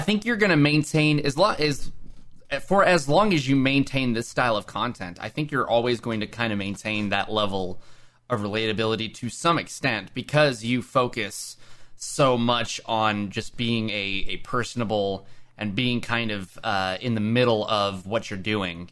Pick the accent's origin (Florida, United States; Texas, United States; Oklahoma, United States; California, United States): Oklahoma, United States; I live in Oklahoma